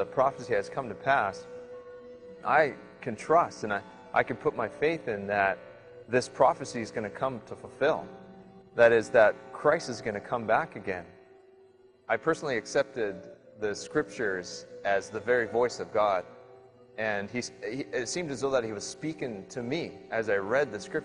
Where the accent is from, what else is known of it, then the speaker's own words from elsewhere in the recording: British Columbia, Canada; I'm from Sliam in British Columbia.